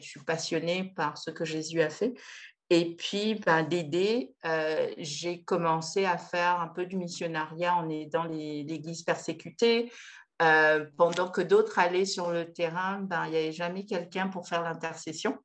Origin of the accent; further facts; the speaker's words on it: Pointe-Noire, Republic of the Congo; je suis originaire du Congo-Brazzaville, donc euh, je suis née à Pointe-Noire, dans la ville maritime